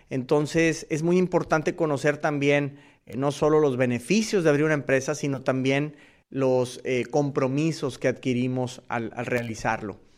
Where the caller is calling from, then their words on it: Houston, Texas, United States; de US Marketer y los saludo desde Houston, Texas.